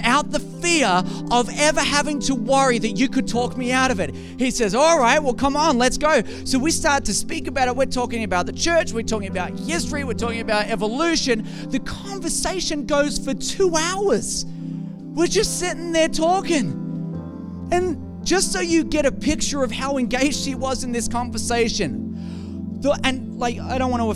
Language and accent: English; Australia; I am from Australia